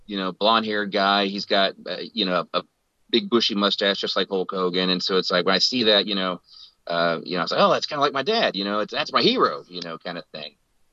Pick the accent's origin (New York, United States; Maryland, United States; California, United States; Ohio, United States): Ohio, United States; I grew up in Ohio. Well, I was born in Ohio